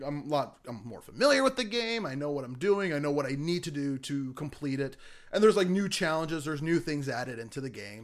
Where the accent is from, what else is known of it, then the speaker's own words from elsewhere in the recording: United States; I'm an American